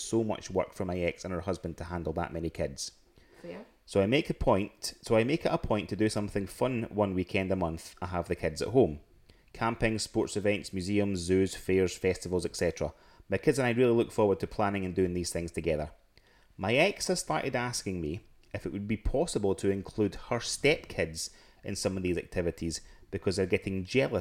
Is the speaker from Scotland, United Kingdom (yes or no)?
yes; Scotland, United Kingdom; we're all from Scotland